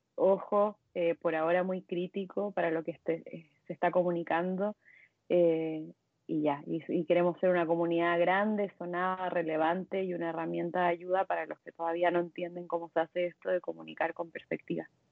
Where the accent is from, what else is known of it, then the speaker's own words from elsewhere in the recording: Chile; moved away as an adult; now in Mexico; soy chilena, pero vivo en México hace bueno, hace seis años ya.